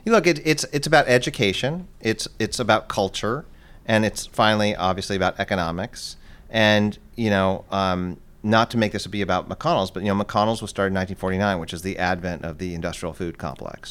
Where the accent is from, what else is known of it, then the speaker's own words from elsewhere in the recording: Los Angeles, California, United States; moved away as an adult; also born or lived in East Coast / England; I grew up in Los Angeles